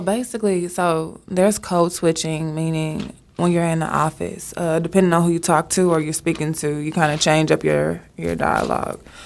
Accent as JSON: {"language": "English", "town": "Dallas", "region": "Texas", "country": "United States", "said": "I'm from Oak Cliff, Texas"}